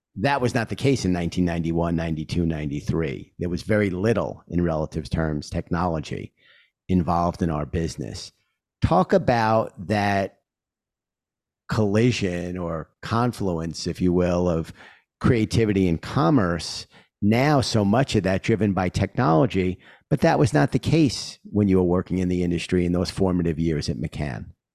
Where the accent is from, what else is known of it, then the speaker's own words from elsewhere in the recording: New York City, New York, United States; I'm a New Yorker